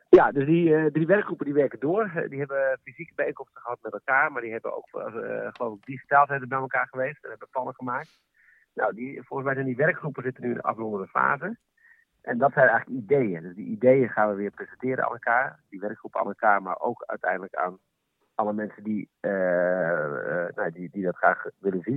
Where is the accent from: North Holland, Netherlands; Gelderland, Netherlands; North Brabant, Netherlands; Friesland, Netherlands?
Friesland, Netherlands; Leeuwarden; En 41 jaar woon ik in Leeuwarden met een paar kleine tussenpozen